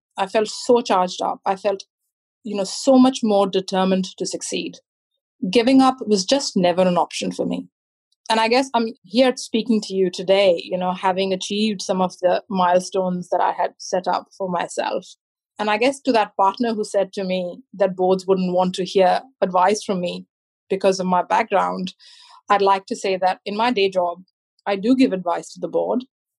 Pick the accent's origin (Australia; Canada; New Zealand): New Zealand; I responded saying, no, I'm not, I'm a Kiwi, which was my way of saying that I am a citizen and I belong.